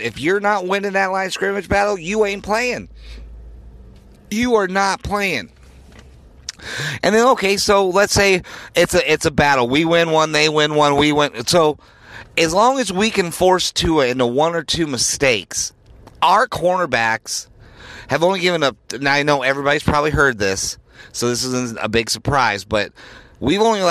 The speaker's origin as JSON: {"language": "English", "town": "Denver", "region": "Colorado", "country": "United States", "tie": "born or raised there", "said": "I grew up in Denver"}